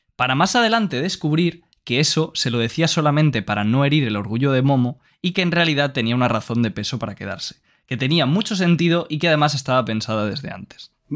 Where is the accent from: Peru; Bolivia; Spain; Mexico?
Spain; Valencian Community; yo soy de Valencia y el valenciano es un dialecto del catalán